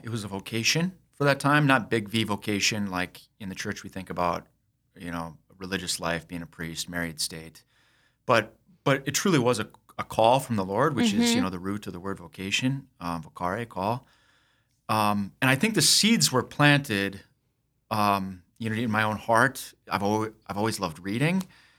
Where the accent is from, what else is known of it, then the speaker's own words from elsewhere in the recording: Sioux Falls, South Dakota, United States; also born or lived in Minnesota; And, so I grew up here in Sioux Falls and was away from the state for about 17 years, was in the service, got out and got a law degree, practiced law in rural Minnesota